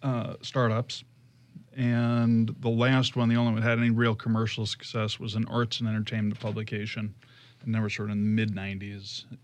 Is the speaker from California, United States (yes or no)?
no; New York, United States; also born or lived in Boston; So I grew up in New York and went to Pace University, as you mentioned.